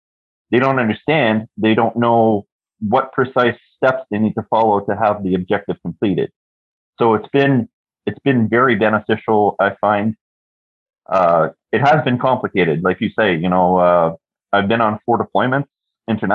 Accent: Toronto, Ontario, Canada; moved away as an adult; now in Kingston, Canada; I'm currently living in Kingston, Ontario. Born and raised in Toronto

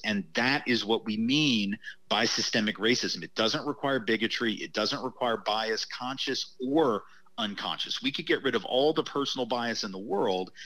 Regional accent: the South, United States; as a Southerner

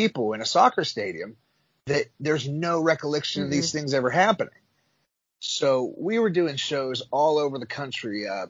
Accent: United States; moved away; also born or lived in Mexico; I was an American.

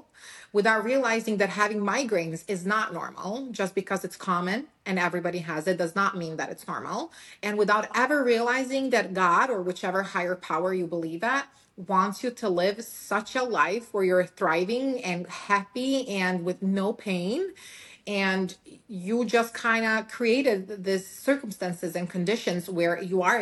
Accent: Serbia; English is a second language; moved away as an adult; now in United States; I was born and raised in Serbia

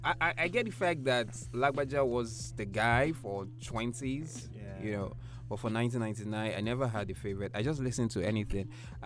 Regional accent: Lagos, Nigeria; also born or lived in Surulere; I grew up in Makoko. I spent 7 years. Yes, I spent seven good years, solid years. I went to school in Makoko. I grew up, I stayed in Makoko. And I'm not talking the tushness of Makoko. I'm talking about the rural part.

